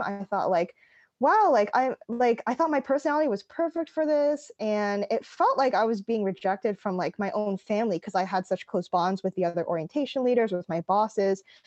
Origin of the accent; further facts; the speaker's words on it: East Coast, United States; I grew up on the East Coast